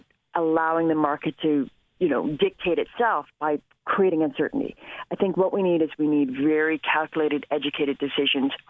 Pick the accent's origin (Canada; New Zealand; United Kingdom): Canada